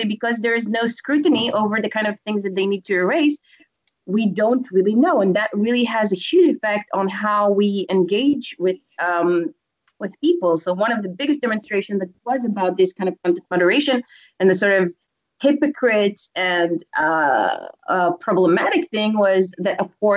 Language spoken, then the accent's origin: English; Israel; I come from Israel